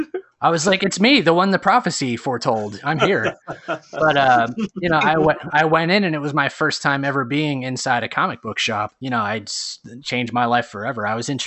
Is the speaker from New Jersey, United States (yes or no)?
yes; New Jersey, United States; moved away; I'm from North Jersey, which is the home of Action Park recently.